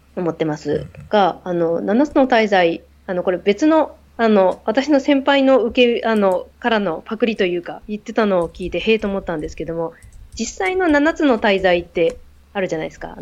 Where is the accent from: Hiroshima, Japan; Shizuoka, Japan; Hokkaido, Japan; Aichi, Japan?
Hokkaido, Japan; now in Tokyo, Japan; 北海道出身なので